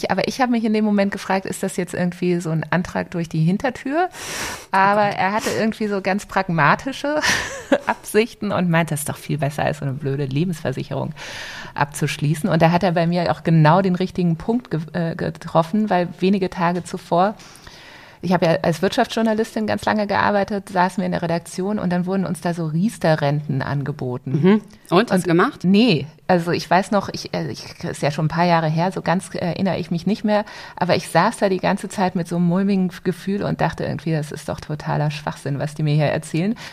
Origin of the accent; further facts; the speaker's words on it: Wolfsburg, Lower Saxony, Germany; ich mit Ende 20 von meinen Eltern ein paar Immobilien geerbt hatte in Wolfsburg, wo ich herkomme.